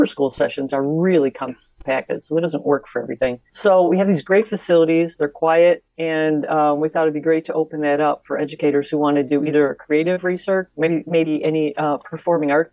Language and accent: English; Chicago and then Northwest Indiana, United States; I grew up in the Chicago and then Northwest Indiana area